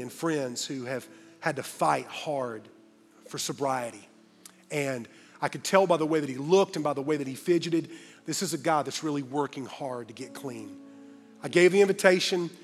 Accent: Greenville, South Carolina, United States; Greenville, my hometown

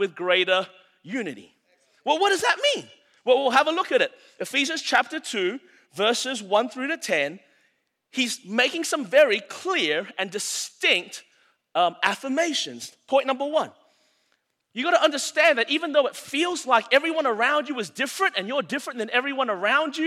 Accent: Anderson, South Carolina, United States; I'm from Anderson, South Carolina.

